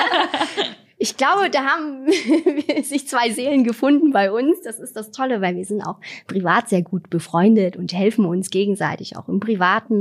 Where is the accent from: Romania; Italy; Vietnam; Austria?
Vietnam; now in Germany; in Vietnam, wo ich herkomme